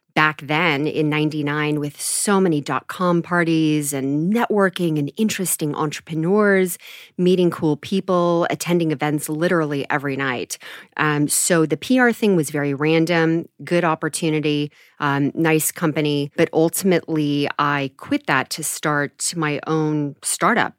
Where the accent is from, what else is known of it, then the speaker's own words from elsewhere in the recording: Mill Valley, California, United States; also born or lived in San Francisco / Los Angeles / Menlo Park; I was born in San Francisco and raised in Marin County, so a little town called Mill Valley